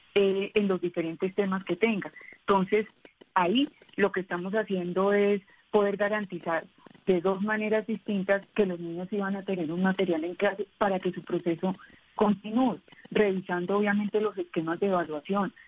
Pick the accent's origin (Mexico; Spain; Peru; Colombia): Colombia